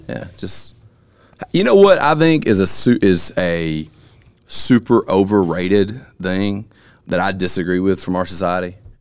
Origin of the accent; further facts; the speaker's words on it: Alabama, United States; born and raised in Alabama